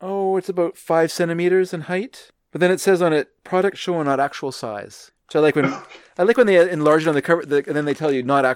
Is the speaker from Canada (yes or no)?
yes; Canada; I am not American. I mean, I'm American, but not really. No, I'm American in the sense that if an American insulted Canada, I would get my back up.